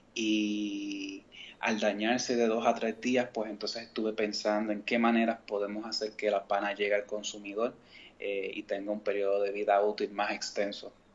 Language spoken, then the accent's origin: Spanish; Mayagüez, Puerto Rico; also born or lived in San Juan; yo soy natural de San Juan, pero me crié en Mayagüez